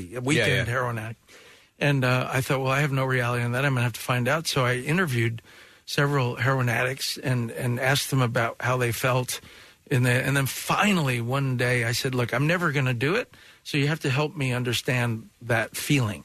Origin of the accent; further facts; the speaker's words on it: New York, United States; I'm from New York